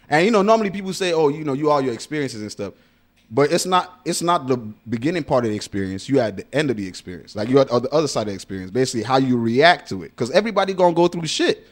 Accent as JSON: {"language": "English", "country": "Nigeria", "said": "I'm Nigerian"}